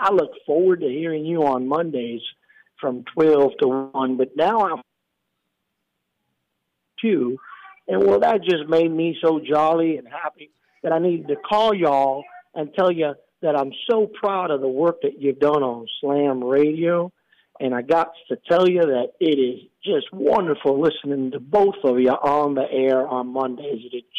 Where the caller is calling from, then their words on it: Tampa, Florida, United States; I'm calling from Tampa, Florida.